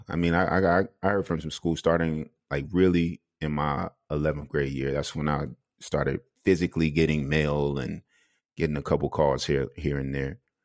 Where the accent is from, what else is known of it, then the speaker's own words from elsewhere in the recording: South Carolina, United States; moved away as an adult; now in Denmark; I'm, I'm from South Carolina